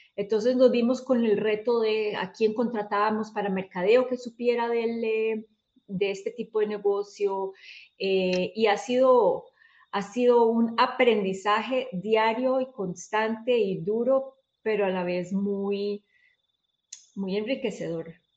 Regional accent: Costa Rica; soy de Costa Rica

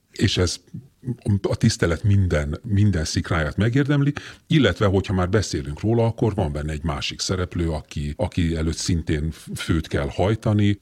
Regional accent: Budapest, Hungary; Én nagyon szívesen nőttem fel azon a Budapesten, amelyen felnőttem

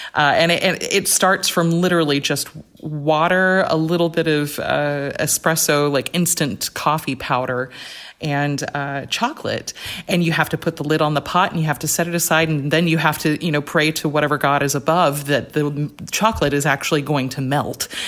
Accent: Rome, Georgia, United States; I was at a small liberal arts college in my hometown called Shorter College

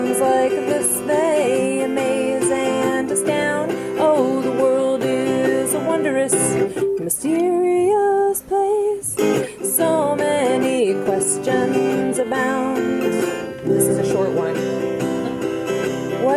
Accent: Maine, United States; I grew up in Maine

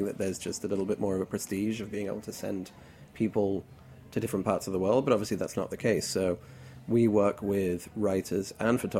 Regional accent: Hong Kong; now in New York, United States; I grew up in Hong Kong, so certain elements of Chinese food are very, very, very dear to my heart.

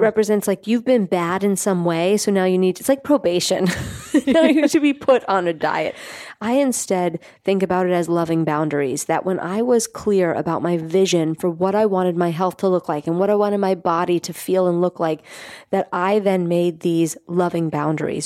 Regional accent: New York City, New York, United States; I grew up in Staten Island

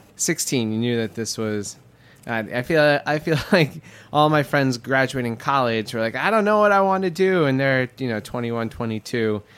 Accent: New York, United States; growing up in Queens

